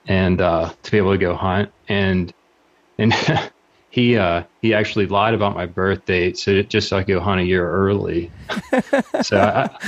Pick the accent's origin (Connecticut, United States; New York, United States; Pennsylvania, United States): Pennsylvania, United States; southwestern; I grew up in the Big Mountain area, southwestern PA